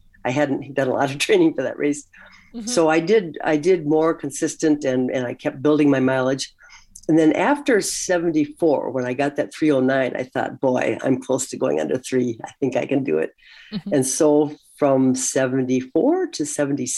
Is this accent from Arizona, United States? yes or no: no; St. Cloud, Minnesota, United States; also born or lived in Washington, D.C. area; my hometown where we were living at the time, St. Cloud, Minnesota